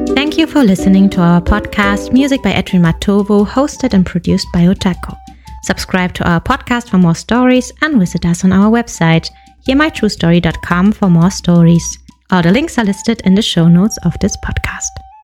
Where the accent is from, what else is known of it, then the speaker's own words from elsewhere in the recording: Kampala, Central Region, Uganda; Growing up in Uganda, in the capital city of Kampala